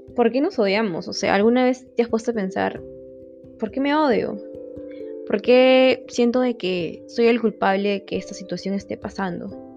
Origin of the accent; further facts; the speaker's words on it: Lima, Peru; soy de Lima, Perú